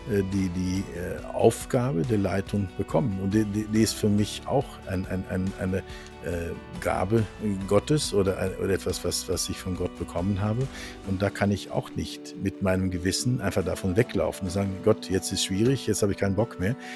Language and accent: German; Norway; now in Germany; ich bin Norweger, meine Frau ist Französin. Wir haben uns in Aachen kennengelernt.